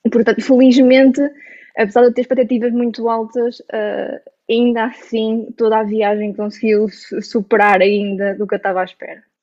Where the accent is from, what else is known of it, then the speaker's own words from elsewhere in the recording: Aveiro, Centro, Portugal; Sou de Aveiro